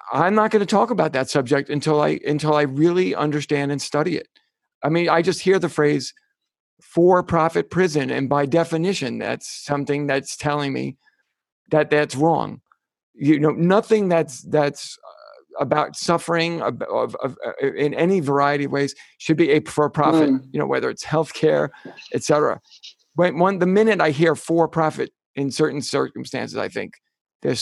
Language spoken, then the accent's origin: English; United States; I'm an American